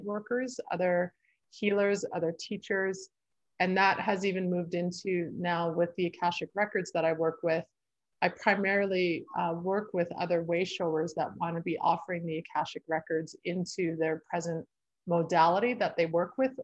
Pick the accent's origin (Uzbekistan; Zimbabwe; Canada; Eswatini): Canada; Sherwood Park, Alberta; now in Fernie, Canada; I grew up in just outside of Edmonton, Alberta, in Sherwood Park, but I've lived in Fernie for the last 17 years.